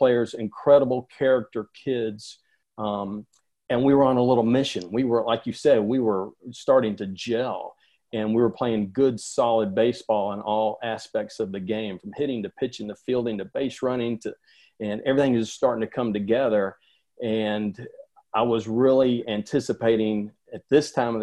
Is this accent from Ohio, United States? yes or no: no; Atlanta, Georgia, United States; I grew up in Atlanta, born and raised in Atlanta